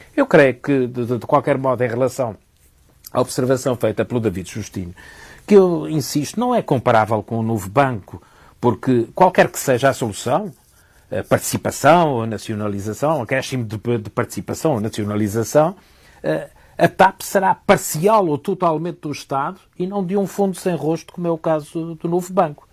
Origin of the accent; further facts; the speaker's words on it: Portugal; como português